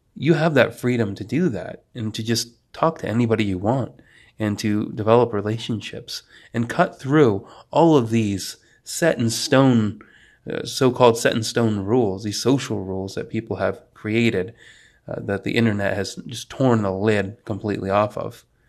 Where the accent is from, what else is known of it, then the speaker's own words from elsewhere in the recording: New York, United States; moved away as an adult; also born or lived in Poland; now in North Carolina, United States; I was raised by a family from New Jersey and lived in the middle of the boonies up in New York for most of my life.